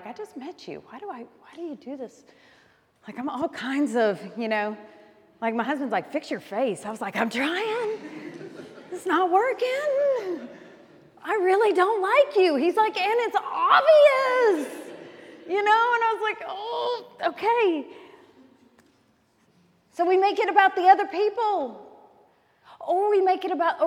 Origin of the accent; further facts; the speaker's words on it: Alabama, United States; I grew up in Alabama